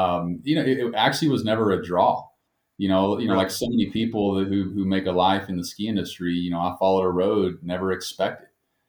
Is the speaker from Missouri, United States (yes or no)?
no; West Texas outside of Amarillo, United States; moved away; also born or lived in Colorado; I grew up in West Texas outside of Amarillo.